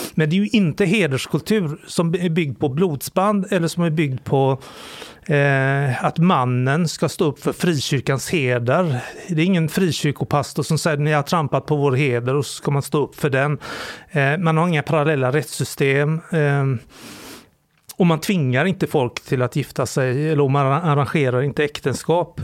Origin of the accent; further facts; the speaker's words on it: Sweden; jag är framförallt kulturellt extremt kristen. Som alla svenskar är